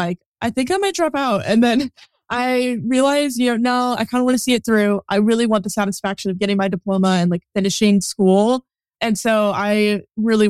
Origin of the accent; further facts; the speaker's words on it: Northern California, United States; now in San Diego, United States; I am a photographer based in San Diego, but I was born and raised in Northern California